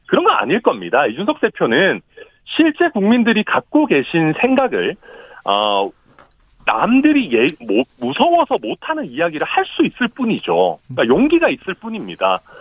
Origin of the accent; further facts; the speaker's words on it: Daegu, South Korea; moved away; also born or lived in Suncheon; 대구가 제 고향이니까, 네. 저는 대구에서 일정 부분 살고 학교도 다니고 했기 때문에